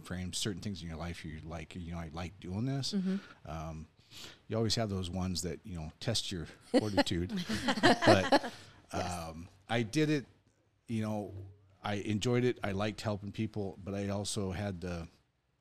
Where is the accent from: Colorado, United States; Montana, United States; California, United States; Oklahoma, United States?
Montana, United States; Helena; I grew up, we're going to say most of my life in Helena, Montana